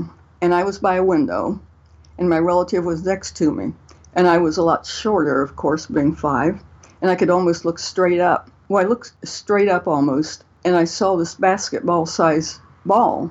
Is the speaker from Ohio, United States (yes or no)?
yes; north of Columbus, Ohio, United States; I grew up, actually, I'm on the farm I grew up on now, although I've traveled all over, north of Columbus, Ohio, in the middle of Ohio